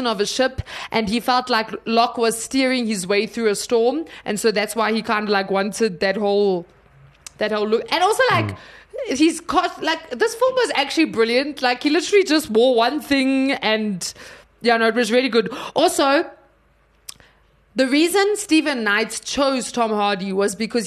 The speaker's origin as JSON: {"language": "English", "country": "South Africa", "said": "I'm South African"}